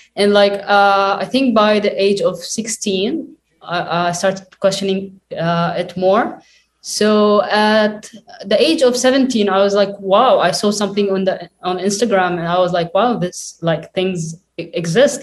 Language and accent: English; Lebanon; I was uh, born and raised in Lebanon, also like my parents.